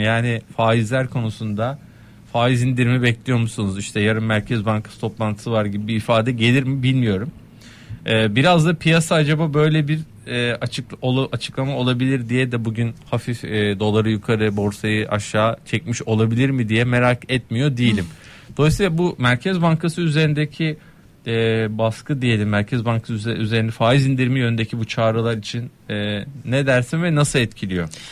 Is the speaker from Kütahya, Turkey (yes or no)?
no; Kastamonu, Turkey; bugün de benim memleketim Kastamonu.